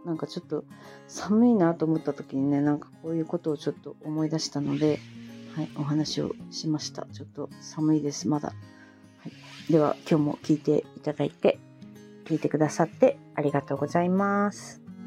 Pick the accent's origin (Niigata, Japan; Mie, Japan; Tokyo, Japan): Niigata, Japan; moved away; also born or lived in Fukuoka; 私新潟生まれ